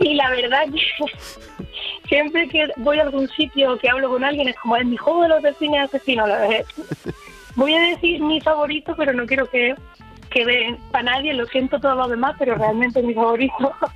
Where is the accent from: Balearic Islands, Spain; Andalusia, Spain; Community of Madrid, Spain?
Andalusia, Spain; Jaén; now in Seville, Spain; yo soy de Jaén